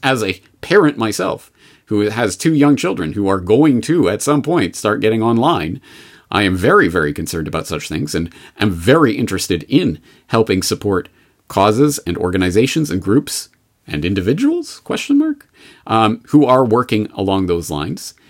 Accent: Canada; now in Japan; I'm a Canadian in Japan

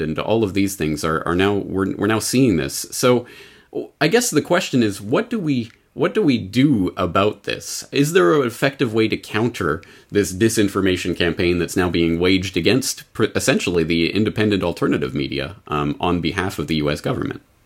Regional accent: Canada; now in Japan; Canadians in Japan, like myself

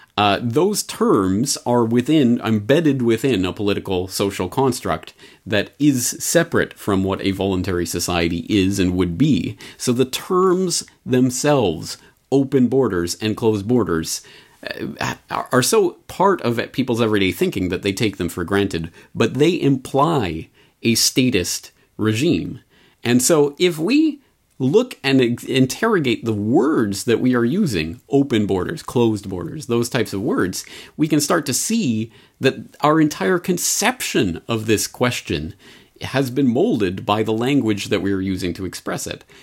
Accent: Canada; moved away as an adult; now in Japan; my own public school experience growing up in Canada

